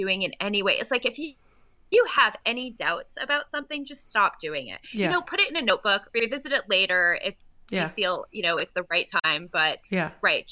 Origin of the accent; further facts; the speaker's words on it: East Coast, United States; I'm from the East Coast